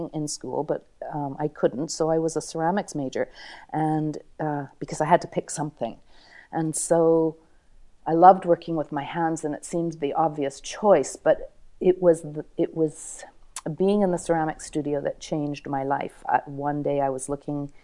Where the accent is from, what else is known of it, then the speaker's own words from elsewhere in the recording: Thunder Bay, Ontario, Canada; I'm from Thunder Bay, Ontario